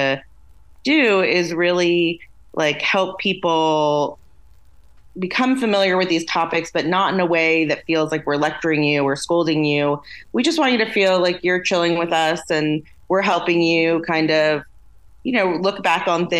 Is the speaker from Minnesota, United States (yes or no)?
no; California, United States; accent: California girl; also born or lived in Iran; I'm a California girl through and through